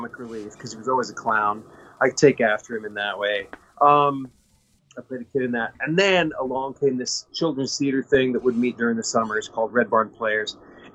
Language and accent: English; Kansas, United States; I grew up in Kansas